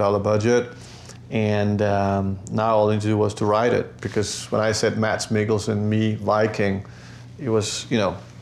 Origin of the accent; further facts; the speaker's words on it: New York, United States; I grew up in New York when I was 8, so I was 17, so Northern heritage is not part of my upbringing